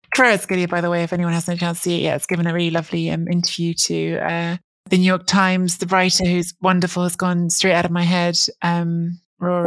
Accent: England, United Kingdom; am a second generation Italian. I grew up in England.

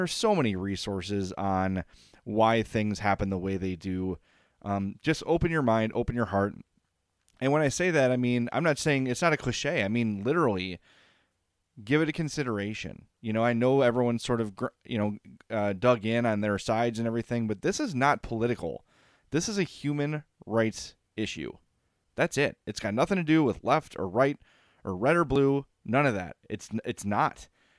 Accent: Oak Lawn, Illinois, United States; I grew up in Oak Lawn. I did not go to school with a black person until high school.

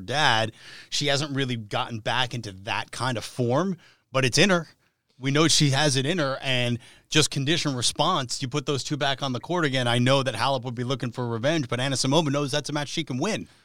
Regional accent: New Jersey, United States; I'm from the New York area, so I grew up in North Jersey going to the U S Open every year

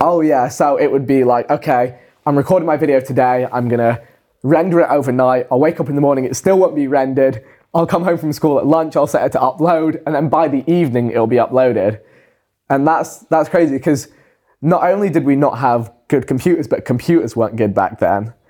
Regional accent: England, United Kingdom

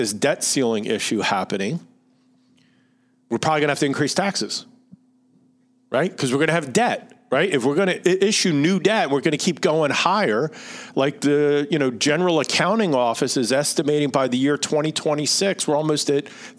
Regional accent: Philadelphia, Pennsylvania, United States; accent: Philly; my Philly accent

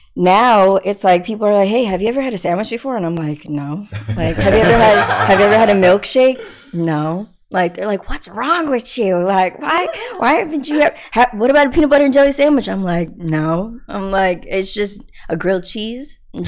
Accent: New York City, New York, United States; I grew up like in Queens with my mom and my grandma

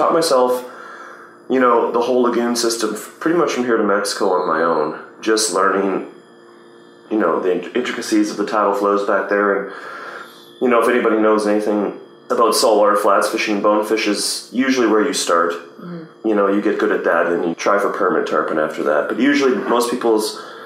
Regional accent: Vancouver Island, British Columbia, Canada; also born or lived in Richmond, British Columbia / Terrace, British Columbia; I was born in Richmond, British Columbia, and raised on Vancouver Island

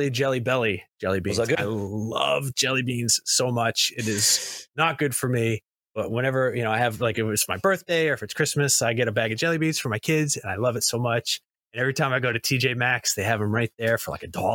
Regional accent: United States; I'm from America

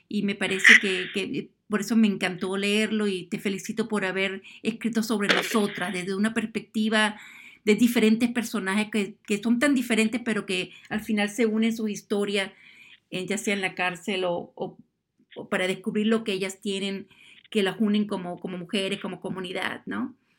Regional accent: Venezuela; yo que soy de Sudamérica, de Venezuela

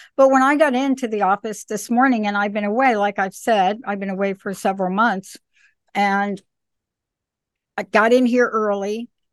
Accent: New York City, New York, United States; moved away; also born or lived in East Coast; I'm a girl from the Bronx

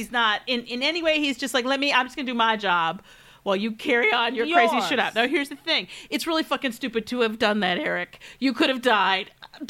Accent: Detroit, Michigan, United States; my hometown of where I grew up, Detroit, Michigan.

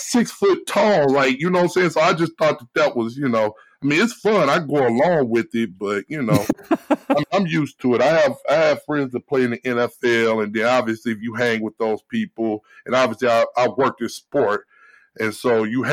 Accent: St. Louis, Missouri, United States; I grew up in St. Louis, Missouri

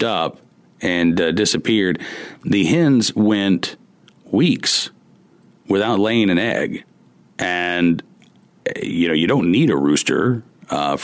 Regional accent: Oklahoma, United States; moved away as an adult; now in Farmville, United States; I grew up in Oklahoma and lived in Oklahoma for most of my life.

